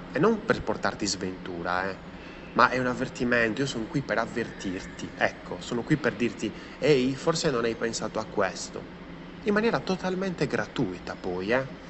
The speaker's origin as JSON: {"language": "Italian", "region": "Sardinia", "country": "Italy", "moved": "yes", "said": "è bruciata parte della mia terra"}